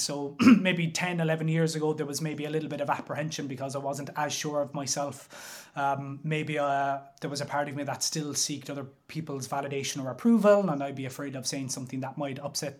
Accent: Limerick, Munster, Ireland; So I grew up in Limerick City, in north side of Limerick City, an area called Moyross, and grew up with my mother and my sister.

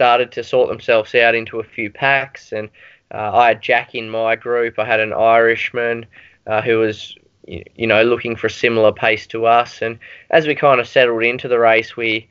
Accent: Australia; as an Australian

